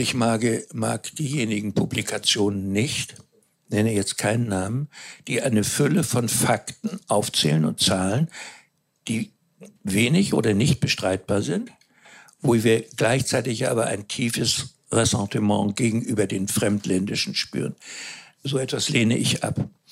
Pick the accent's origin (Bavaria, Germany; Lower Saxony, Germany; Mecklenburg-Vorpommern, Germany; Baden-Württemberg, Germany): Mecklenburg-Vorpommern, Germany; Ich selber bin Mecklenburger